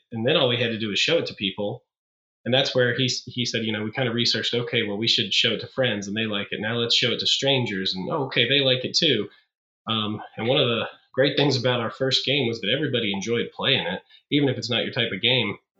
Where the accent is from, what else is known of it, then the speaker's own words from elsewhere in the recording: Beckley, West Virginia, United States; now in Morgantown, United States; I'm from Beckley, West Virginia, but currently uh, live and work in Morgantown, West Virginia